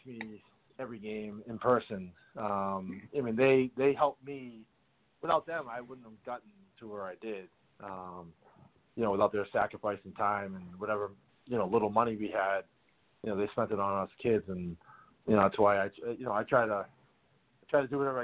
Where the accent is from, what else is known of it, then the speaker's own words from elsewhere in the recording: 20 minutes outside of Boston, Massachusetts, United States; I grew up 20 minutes outside of Boston